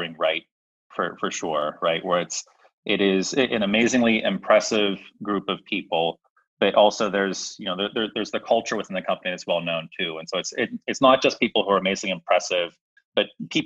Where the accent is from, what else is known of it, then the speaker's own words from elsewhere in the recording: Pittsburgh, Pennsylvania, United States; moved away as an adult; also born or lived in Philadelphia; I'm originally from Pittsburgh. So born and raised in Pittsburgh here.